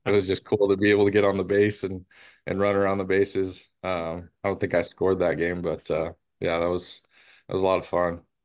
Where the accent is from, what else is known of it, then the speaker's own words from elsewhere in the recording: Seattle, Washington, United States; moved away as an adult; my hometown team